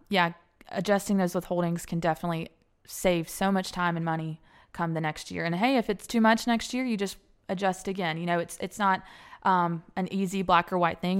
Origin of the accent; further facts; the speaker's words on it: Alabama, United States; moved away as an adult; also born or lived in Atlanta / Cobb County; Born and raised in Alabama, graduate of Alabama